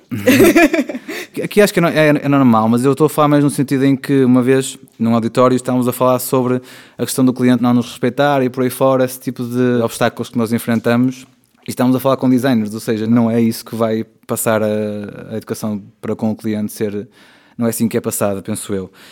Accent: Valongo, Porto District, Portugal; minha terra, que é Suzão

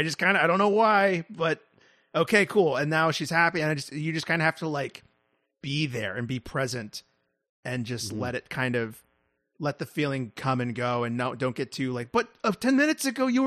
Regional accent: New York, United States; Right, about well, Texans, but I'm from New York.

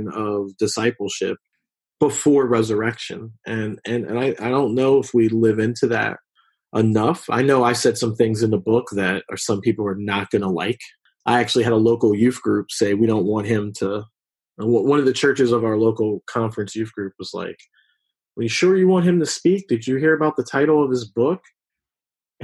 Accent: Philadelphia, Pennsylvania, United States; I grew up in West Philadelphia.

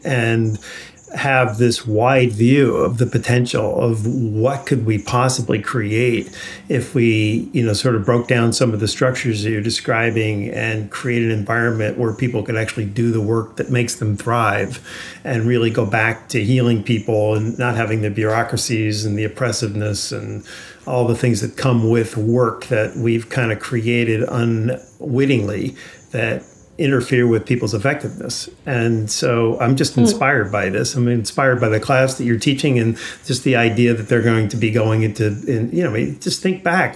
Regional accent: New York, United States; I grew up in New York.

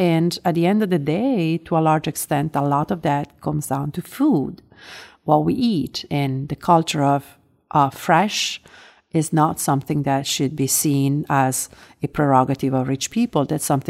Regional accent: Italy; I grew up in Italy. I grew up in a country in which we have probably 975 geographic indication or more, and just a handful of those are famous.

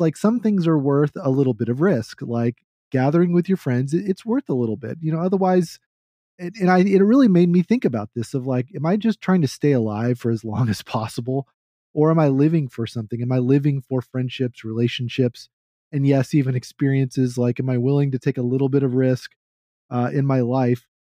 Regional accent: Texas, United States; I'm a Texan

